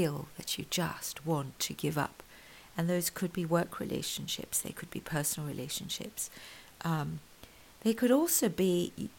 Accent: KwaZulu-Natal, South Africa; I grew up in South Africa. I was born in Natal, where Zulu is one of the native languages there

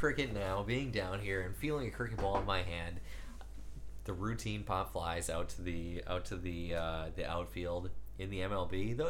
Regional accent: Minnesota, United States; one of my formative memories as a Minnesotan sports fan is coming into and out of the Metrodome.

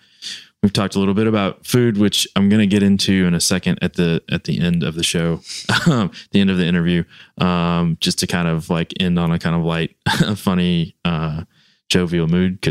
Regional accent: the South, United States; because I grew up in the South

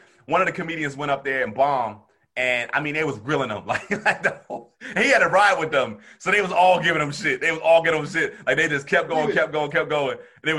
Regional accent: Camden, New Jersey, United States; I'm from Camden, though.

